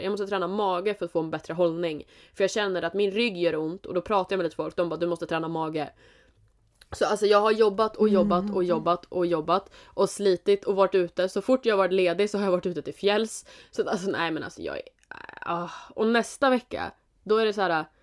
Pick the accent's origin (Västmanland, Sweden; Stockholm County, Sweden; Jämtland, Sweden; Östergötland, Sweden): Jämtland, Sweden; Vi är från Jämtland, Jämtland Härjedalen